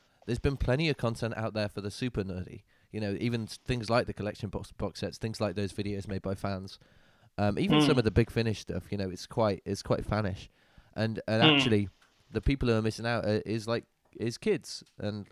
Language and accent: English; the north of England, United Kingdom; I'm from the north